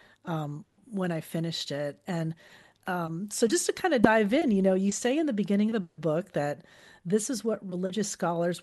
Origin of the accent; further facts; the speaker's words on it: Fort Lauderdale, Florida, United States; when I was a kid growing up in Fort Lauderdale